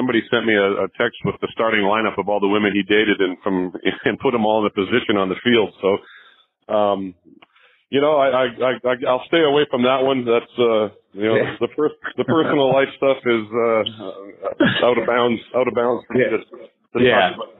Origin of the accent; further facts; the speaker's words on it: Canada; I'm Canadian. I played in Canada for the Canadian team that was there.